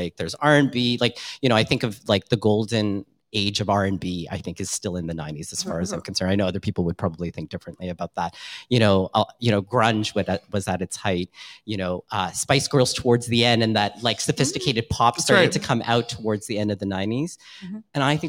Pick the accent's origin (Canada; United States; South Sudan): Canada; Scarborough, Ontario; you, Membi, you and I grew up in Scarborough listening to a lot of R&B.